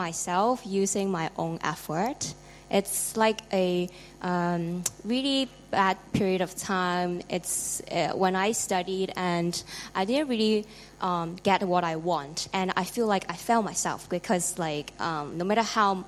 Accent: Hong Kong; I'm from Hong Kong

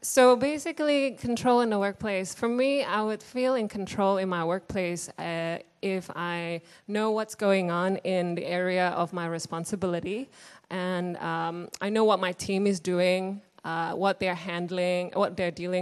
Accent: Indonesia; moved away; I grew up in Indonesia, Indonesian-born Chinese

